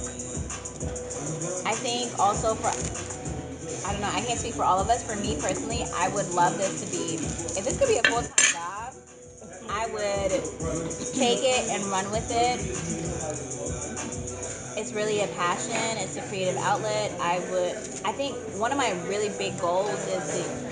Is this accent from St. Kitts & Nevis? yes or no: yes; St. Kitts & Nevis; now in United States; I'm from St. Kitts. I was born in St. Kitts.